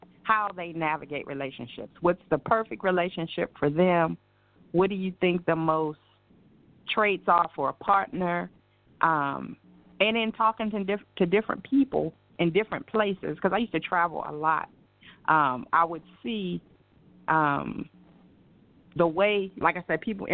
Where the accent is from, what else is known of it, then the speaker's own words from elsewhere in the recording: Baltimore, Maryland, United States; moved away as an adult; I am originally from Baltimore, Maryland